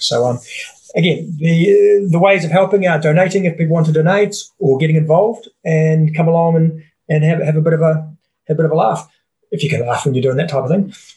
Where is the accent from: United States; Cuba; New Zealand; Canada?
New Zealand; I'm a Kiwi